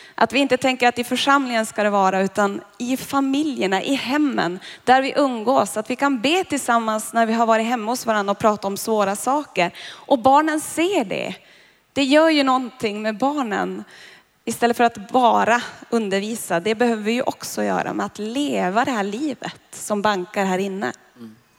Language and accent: Swedish; Boden, Norrbotten County, Sweden; moved away; Jag är ju från Boden